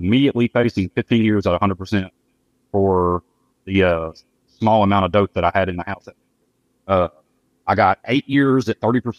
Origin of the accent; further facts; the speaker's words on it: Memphis, Tennessee, United States; I grew up here in Memphis